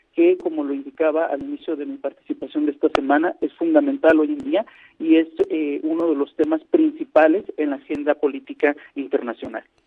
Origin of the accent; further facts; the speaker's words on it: northern Mexico border, Mexico; cuando era niño me tocó lograr ver cómo empezaron a abrirse empresas extranjeras, particularmente aquí en la frontera